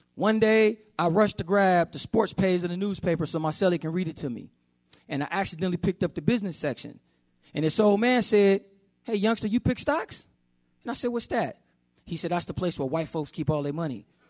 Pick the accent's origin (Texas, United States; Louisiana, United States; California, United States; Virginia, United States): California, United States; Oakland; I grew up in Oakland, California, with my mother